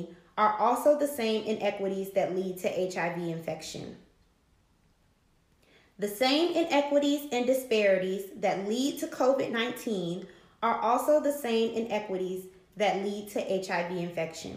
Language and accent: English; Washington, District of Columbia, United States; I'm from Southeast DC